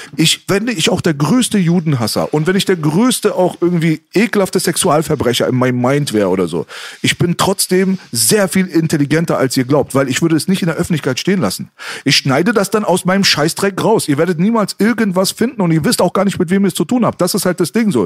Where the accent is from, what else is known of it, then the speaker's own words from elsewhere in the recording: Germany; sie sind doch Deutscher, sie sind doch hier geboren